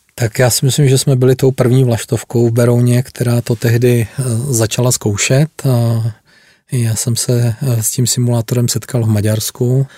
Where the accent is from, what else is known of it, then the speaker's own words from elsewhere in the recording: Vysoké Mýto, Pardubice Region, Czechia; Já jsem se narodil přímo ve Vysokém mítě. Vystudoval jsem zde základní školu a průmyslovou školu.